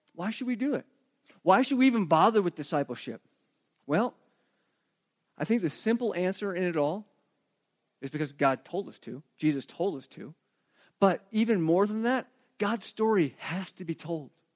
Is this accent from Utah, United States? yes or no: no; Arizona, United States; also born or lived in Flagstaff, Arizona; I grew up in Arizona